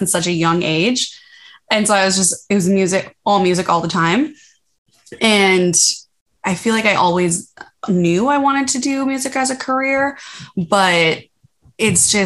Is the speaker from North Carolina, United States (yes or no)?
no; Minnesota, United States; I grew up in Minnesota